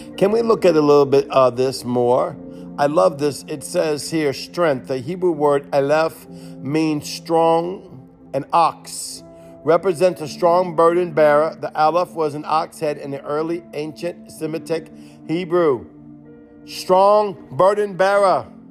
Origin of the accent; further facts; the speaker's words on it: Cajun, Louisiana, United States; I'm Creole. I'm a Cajun.